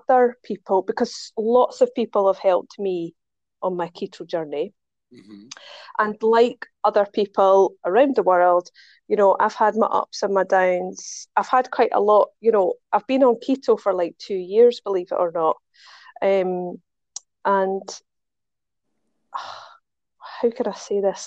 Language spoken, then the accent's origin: English; Scotland, United Kingdom; accent: Scottish; now in Dubai, United Arab Emirates; I'm Scottish. I live in Dubai